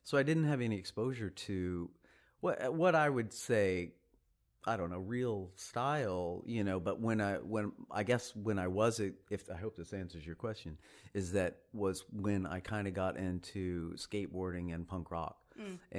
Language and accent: English; Sherman, Texas, United States; Sherman, Texas. You've never heard of it. Nobody's ever heard of Sherman, I don't think. It's about an hour north of Dallas. It's kind of a small town.